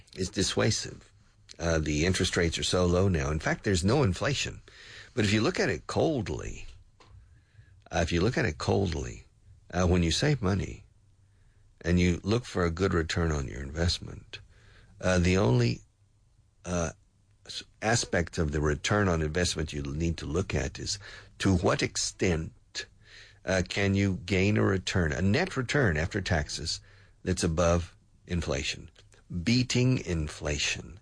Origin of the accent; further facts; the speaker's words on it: the South, United States; moved away; I grew up in the South